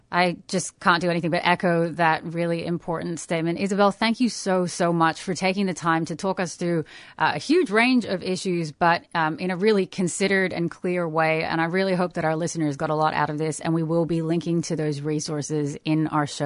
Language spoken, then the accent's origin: English; Canada; from the Cree Nation, Canada.